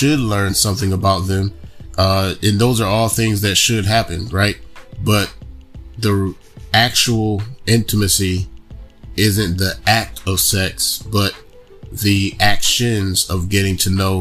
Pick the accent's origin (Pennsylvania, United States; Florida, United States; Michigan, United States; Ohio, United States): Michigan, United States; Kalamazoo; now in Charlotte, United States; I grew up in Kalamazoo